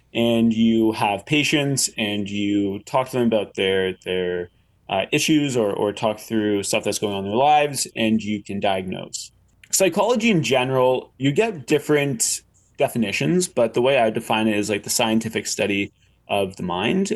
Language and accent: English; Canada; I'm Canadian